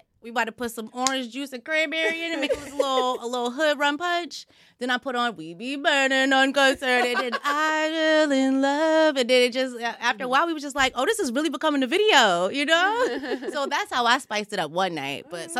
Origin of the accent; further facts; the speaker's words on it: Nigeria; I'm Nigerian, man.